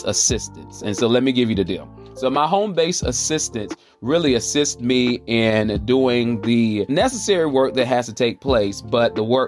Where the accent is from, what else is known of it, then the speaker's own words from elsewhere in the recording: Charlotte, North Carolina, United States; if I'm saying y'all, you already know where I'm coming from. I'm coming from the South, the Queen City, Charlotte, North Carolina, the QC